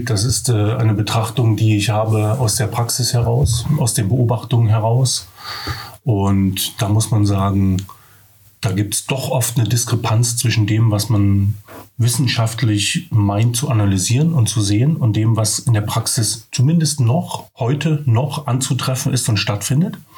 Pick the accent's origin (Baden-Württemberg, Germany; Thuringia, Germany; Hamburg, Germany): Thuringia, Germany; Altenburg; bin dann nach Altenburg gegangen, weil das meine Heimat